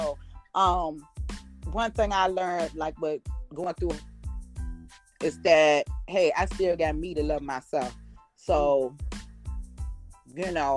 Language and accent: English; New York, United States; I'm from New York